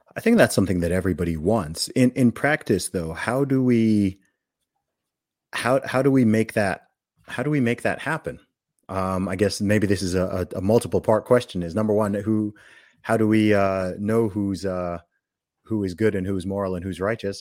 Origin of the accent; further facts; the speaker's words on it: Saudi Arabia; moved away; I grew up in Saudi Arabia